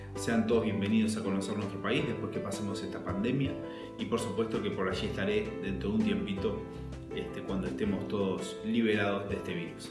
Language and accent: Spanish; Montevideo, Uruguay; yo soy de Montevideo, de Uruguay